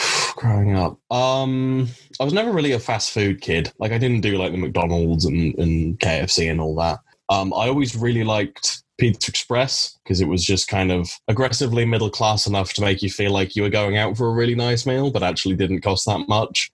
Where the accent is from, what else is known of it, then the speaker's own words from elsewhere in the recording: Cornwall, South West England, United Kingdom; growing up in Cornwall, uh, you're definitely encouraged to like really like fresh fish